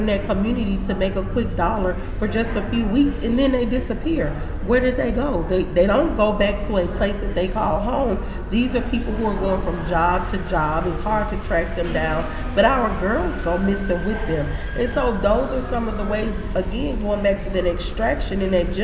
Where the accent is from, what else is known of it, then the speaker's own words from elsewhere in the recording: Louisiana, United States; now in Texas, United States; I'm from Louisiana